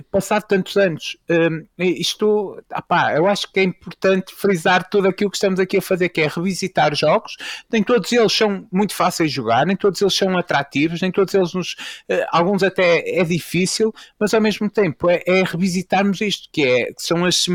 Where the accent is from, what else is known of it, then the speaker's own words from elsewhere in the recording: Fafe, Braga, Portugal; acho que já ficou claro que eu, vou ser, que eu sou de Faf